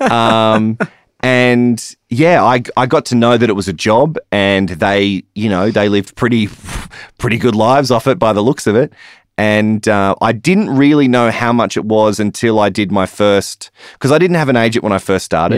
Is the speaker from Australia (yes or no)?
yes; Newcastle, New South Wales, Australia; moved away as an adult; also born or lived in Alice Springs; I was born in Newcastle